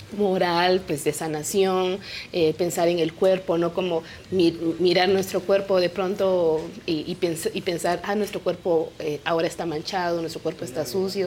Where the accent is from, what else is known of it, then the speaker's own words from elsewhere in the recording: Comalapa, Chimaltenango, Guatemala; first language Kaqchikel; Spanish is a second language; yo crecí, mi pueblo se llama Comalapa